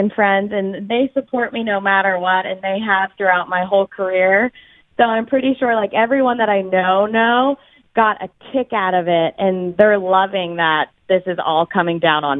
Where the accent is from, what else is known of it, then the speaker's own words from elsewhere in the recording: Pittsburgh, Pennsylvania, United States; people found out that I was from Pittsburgh